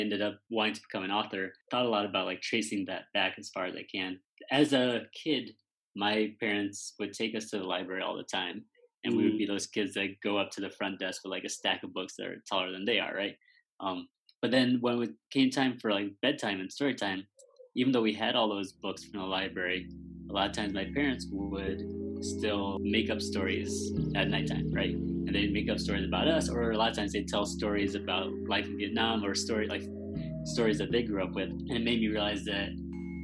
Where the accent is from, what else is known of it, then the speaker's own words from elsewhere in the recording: Middletown, Connecticut, United States; I was born in Connecticut